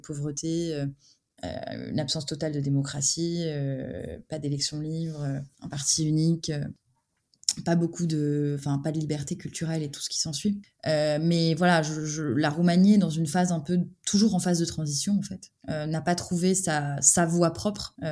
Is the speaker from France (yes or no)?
yes; France; moi, en tant que Français